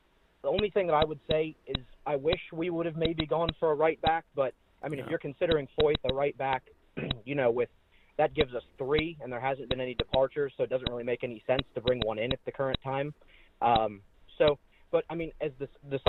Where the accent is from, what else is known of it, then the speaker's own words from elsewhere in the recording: Ohio, United States; I'm from Ohio